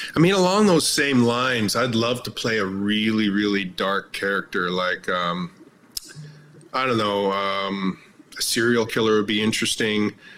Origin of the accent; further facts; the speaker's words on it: Canada; I'm Canadian, so I've worked on a lot of Canadian productions.